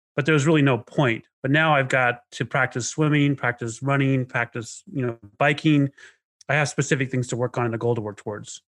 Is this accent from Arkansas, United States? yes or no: yes; Knoxville, Arkansas, United States; also born or lived in Inland Empire, California; my childhood was pretty rough, you know, especially in Arkansas